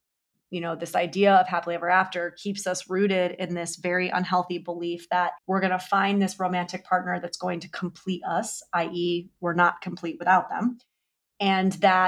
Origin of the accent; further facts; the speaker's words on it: New York City, New York, United States; It could be I'm a New Yorker and like I make things happen when I say they're going to happen.